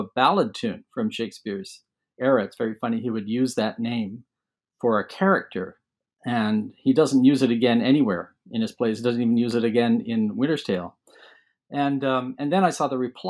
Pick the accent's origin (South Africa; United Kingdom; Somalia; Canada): Canada; London, Ontario; I was born in London, Ontario, and mostly grew up there, lived in other parts of Canada a bit as well